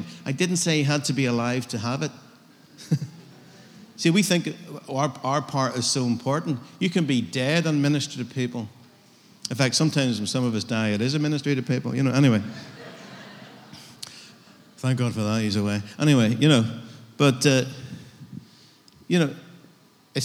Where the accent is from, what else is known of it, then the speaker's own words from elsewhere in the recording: United Kingdom; I'm as British as you.